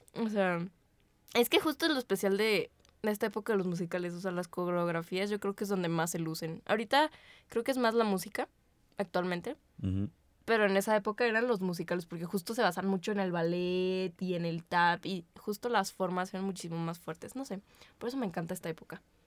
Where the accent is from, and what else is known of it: Mexico